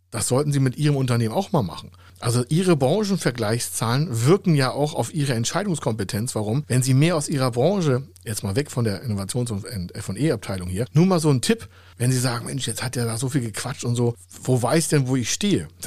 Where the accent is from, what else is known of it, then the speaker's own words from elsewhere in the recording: Hamburg, Germany; Hamburg, meine Heimatstadt hier, nur 58.